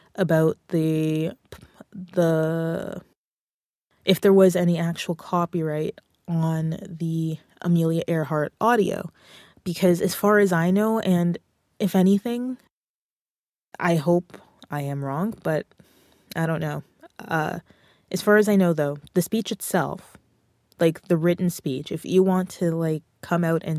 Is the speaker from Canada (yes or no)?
yes; Canada; I'm a Canadian music creator